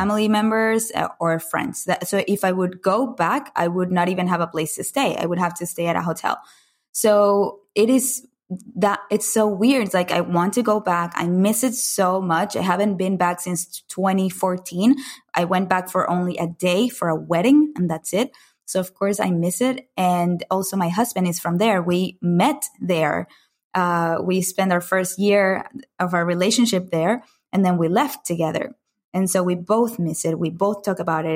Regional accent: Caracas, Capital District, Venezuela; moved away as an adult; I grew up in Caracas, Venezuela, in Latin America

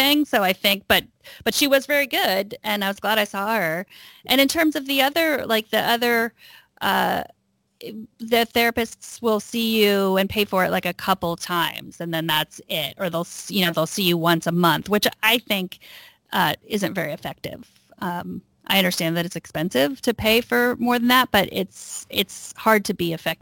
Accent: Texas, United States; now in Northern California, United States; I grew up in Texas

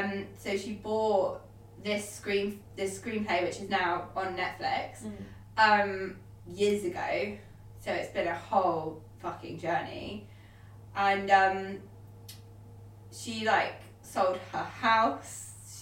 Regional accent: United Kingdom; I'm still British.

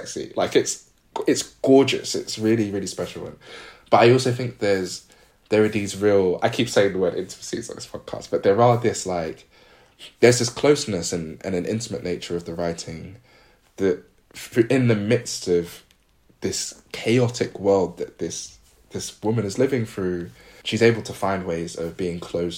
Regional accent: United Kingdom; as a British Ghanaian

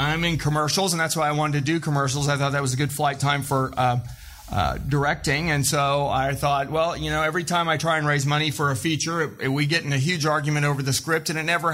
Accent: Joplin, Missouri, United States; I'm from Joplin, Missouri

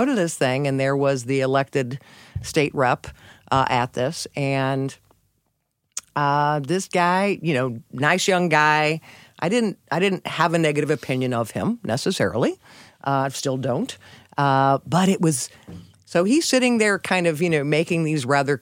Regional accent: St. Louis, Missouri, United States; moved away as an adult; also born or lived in Houston; We're from St. Louis.

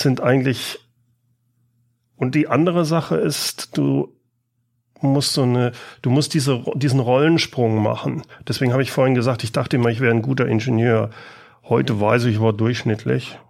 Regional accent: Siegen, North Rhine-Westphalia, Germany; moved away as an adult; also born or lived in Karlsruhe; now in Aachen, Germany; ich bin in Karlsruhe geboren, habe dann in Siegen ah. gelebt und bin seit dem Studium in Aachen

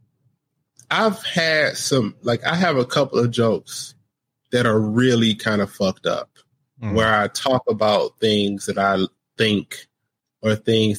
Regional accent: United States; I grew up in America

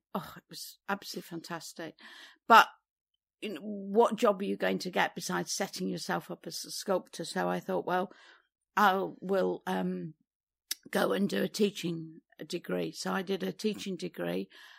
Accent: East Midlands, United Kingdom; I was born in Derbyshire, and we had a house with a very large garden.

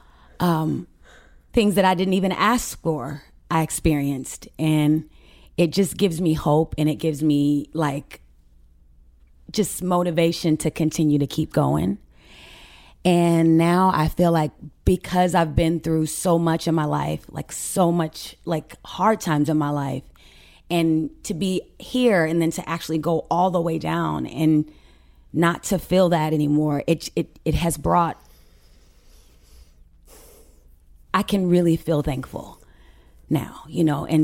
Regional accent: Carson, California, United States; also born or lived in Mississippi; I was born there, yes. But we grew up in Carson, California.

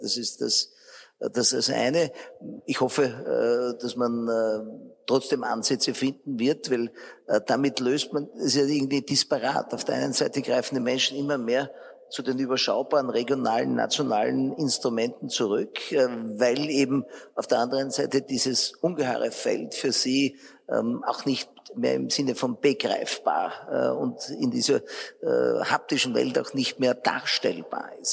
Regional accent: Austria; wir eher als Österreicher sehr regulativ veranlagt sind

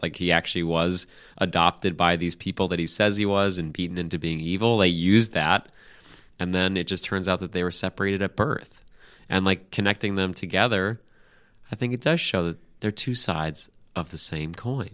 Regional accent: United States; as an American

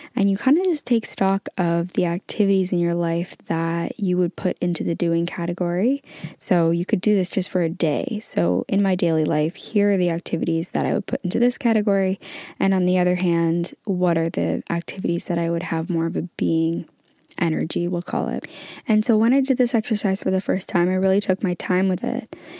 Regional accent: Canada; now in England; I am currently actually located in England, but I'm originally from Canada.

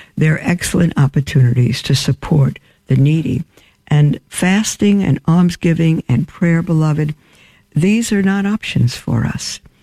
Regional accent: New York City, New York, United States; now in Winnsboro, United States; I grew up in Brooklyn, brick in Brooklyn

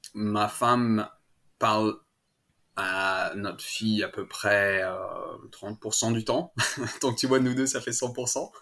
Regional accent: Annecy, Auvergne-Rhône-Alpes, France; first language French; moved away as an adult; also born or lived in Paris; now in Melbourne, Australia; je viens d'Annecy, de, des Alpes. Euh, pas loin de la mm. Suisse, euh, pour ceux qui connaissent pas trop la France. Euh, et j'ai grandi là-bas. Je suis né à Paris et quand j'avais à peu près 5 ans, mes parents ont déménagé dans les Alpes

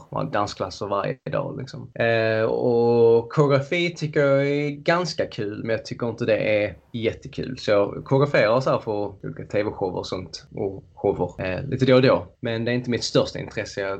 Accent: Löddeköpinge, Skåne, Sweden; moved away as an adult; also born or lived in Malmö; now in London, United Kingdom; som ni hör så är jag född i, i Sverige, i Skåne i, utanför Lund kan man säga, Löddeköpinge, eller ännu mindre eh, ett ställe som är mindre än Löddeköpinge. Liten

